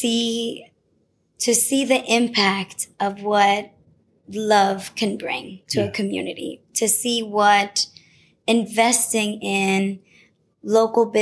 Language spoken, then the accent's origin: English; Chelsea, Massachusetts, United States; born or raised there